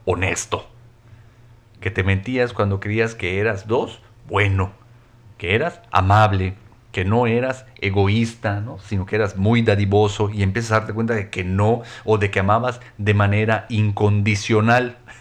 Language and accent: Spanish; Mexico; soy mexicano y soy varón